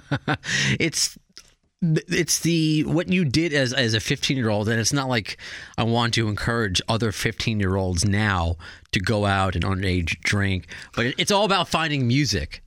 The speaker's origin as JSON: {"language": "English", "town": "Baldwin Harbor", "region": "New York", "country": "United States", "tie": "born or raised there", "also_born_or_lived": "Brooklyn", "said": "a New, native New Yorker"}